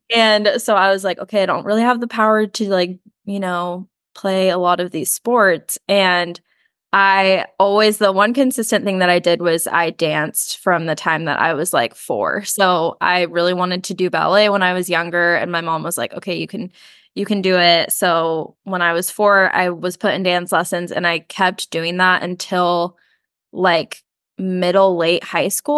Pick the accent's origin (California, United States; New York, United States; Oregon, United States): California, United States; San Diego; also born or lived in Chesapeake, Virginia / Annandale, Virginia; we moved to San Diego when I was in elementary school, and we kind of just settled there